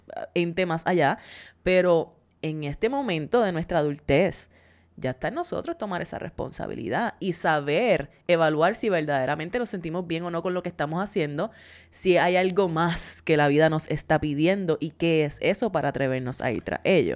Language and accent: Spanish; Puerto Rico; now in United States; somos puertorriqueños y seguimos teniendo la ciudadanía